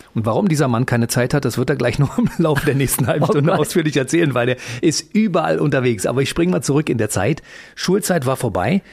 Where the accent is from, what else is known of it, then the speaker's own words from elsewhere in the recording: Berlin, Germany; accent: Berlin dialect; Ich bin ja. Ostberliner